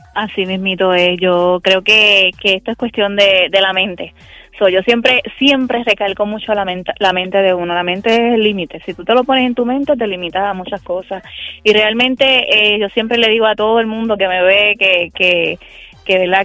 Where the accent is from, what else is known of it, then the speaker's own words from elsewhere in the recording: Cabo Rojo, Puerto Rico; soy del pueblo de Cabo Rojo.